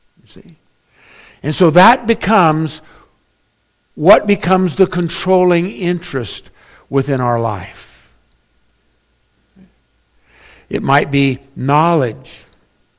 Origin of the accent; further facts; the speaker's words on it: Northern California, United States; I was born in NorCal